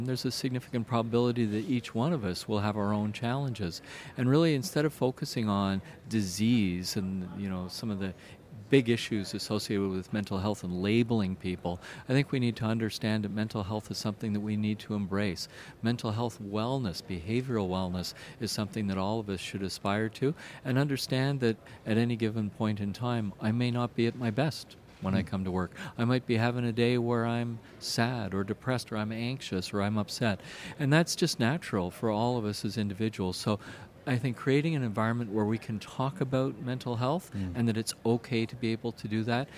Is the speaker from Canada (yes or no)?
yes; Canada; as a Canadian